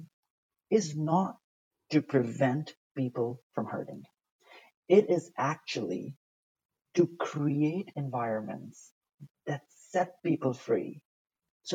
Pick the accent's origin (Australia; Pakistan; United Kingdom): Pakistan; English is a second language; moved away; also born or lived in United States / Italy; Growing up in Pakistan, I once went to a Catholic school, and we're not Catholic